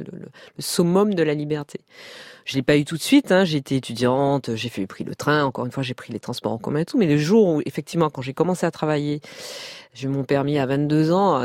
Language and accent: French; Martinique; moved away; also born or lived in Paris; J'ai grandi en Martinique, donc euh, j'étais insulaire